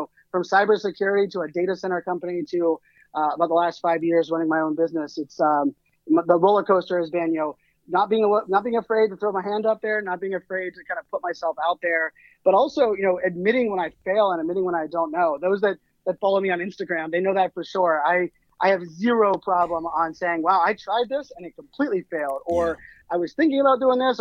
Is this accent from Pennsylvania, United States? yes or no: yes; Pittsburgh, Pennsylvania, United States; moved away; I grew up in Pittsburgh, Pennsylvania